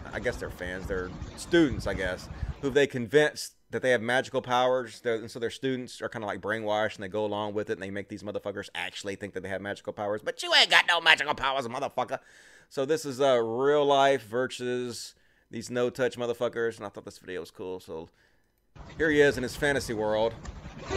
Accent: Mississippi, United States; I'm from Mississippi

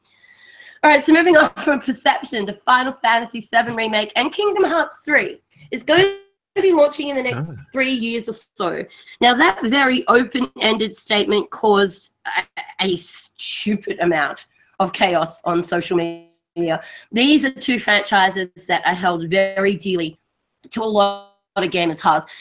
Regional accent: Australia; Being an Australian

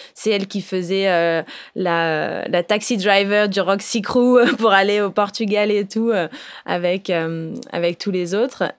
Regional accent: Réunion; je viens de La Réunion.

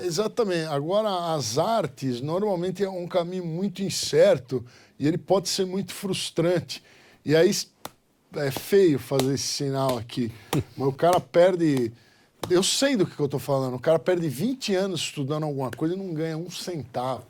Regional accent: Brazil; eu sou brasileiro

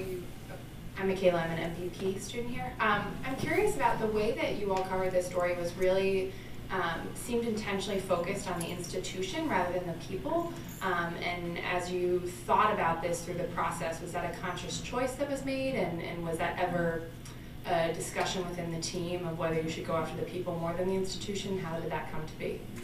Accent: England, United Kingdom; moved away; I'm English

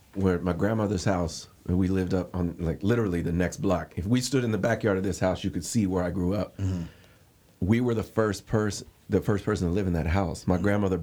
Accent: San Diego, California, United States; I grew up around here for years, right.

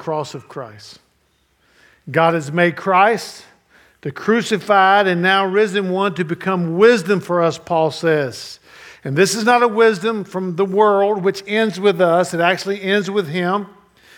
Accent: United States; I'm American

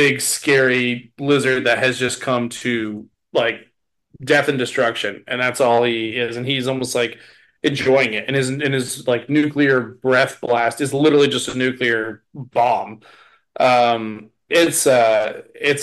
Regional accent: United States; I'm an American

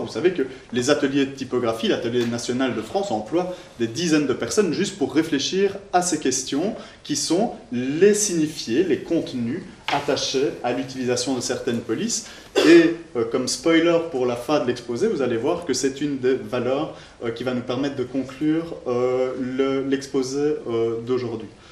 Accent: Belgium; en tant que bon belge

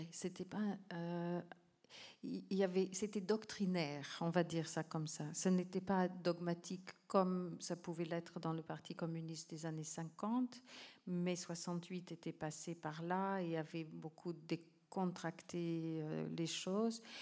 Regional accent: Calgary, Alberta, Canada; moved away; also born or lived in New Hampshire, United States; c'est justement le sens du nom de ma ville natale dans une langue autochtone, Calgary.

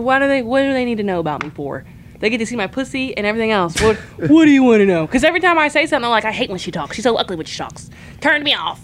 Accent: Indiana, United States; I'm from Indiana.

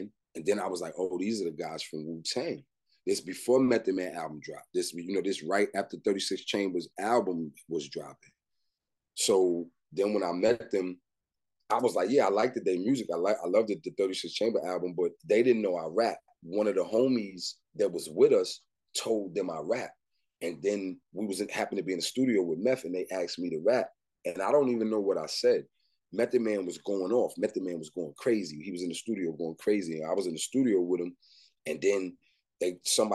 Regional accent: New York City, New York, United States; also born or lived in Michigan; me growing up in Brooklyn, Crown Heights, to be specific

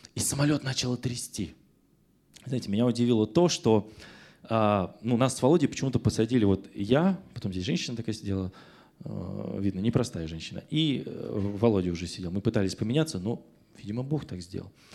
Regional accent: Russia; Я родился в СССР, теперь я в Российской Федерации

